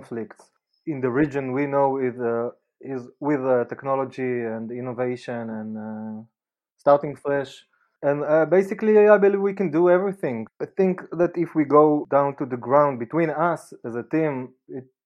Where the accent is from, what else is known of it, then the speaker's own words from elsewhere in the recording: Israel; I'm a Jewish-Israeli